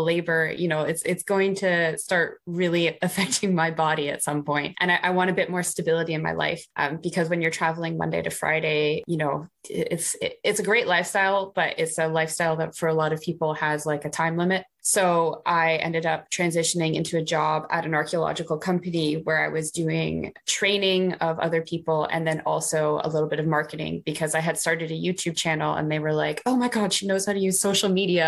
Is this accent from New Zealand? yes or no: no; Canada; moved away as an adult; now in United Kingdom; I'm Canadian and I studied Near Eastern and Classical